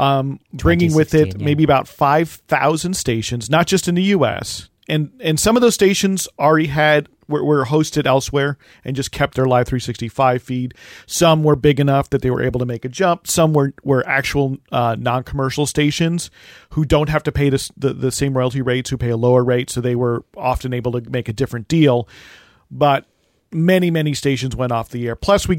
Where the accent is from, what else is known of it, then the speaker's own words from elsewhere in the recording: New Jersey, United States; moved away; also born or lived in Chicago; It's because I'm from New Jersey.